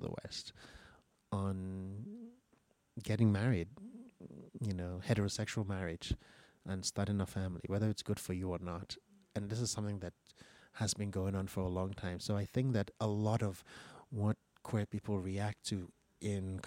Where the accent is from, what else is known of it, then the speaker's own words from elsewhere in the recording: Lagos, Nigeria; I was listening to in the 1970s growing up in Lagos